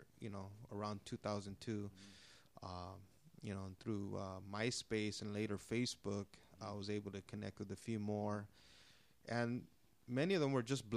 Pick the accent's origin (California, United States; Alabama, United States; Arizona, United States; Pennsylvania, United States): California, United States; Los Angeles; I grew up in Elysian Valley near Dodger Stadium